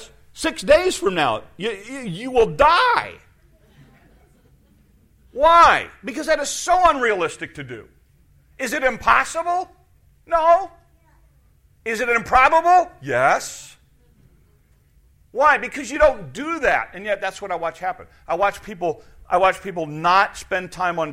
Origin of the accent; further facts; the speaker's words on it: United States; As an American in 2017